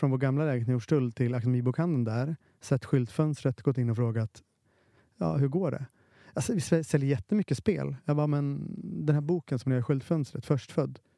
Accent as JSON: {"language": "Swedish", "country": "Finland", "said": "jag är finne"}